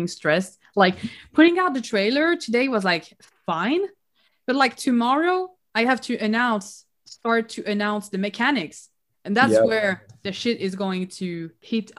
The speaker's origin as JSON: {"language": "English", "town": "Nice", "region": "Provence-Alpes-Côte d'Azur", "country": "France", "tie": "born or raised there", "also_born_or_lived": "Paris", "moved": "as an adult", "lives_now": "Canada", "said": "I live in Canada, but I am originally from Nice. I was born there."}